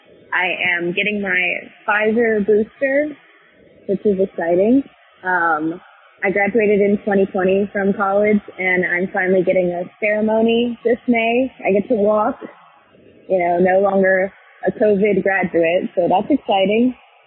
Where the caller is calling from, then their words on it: Spartanburg, South Carolina, United States; Hey, guys. … from Spartanburg.